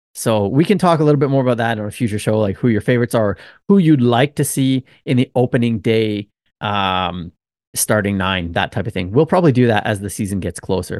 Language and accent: English; Canada; also born or lived in Okinawa, Japan; now in Japan; I'm a Canadian